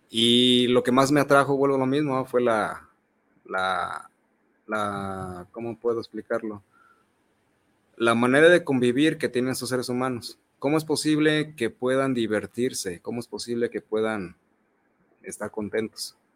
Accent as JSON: {"language": "Spanish", "town": "Zacualco de Torres", "region": "Jalisco", "country": "Mexico", "said": "Este, milité en un grupo, yo soy de Zacualco de Torres."}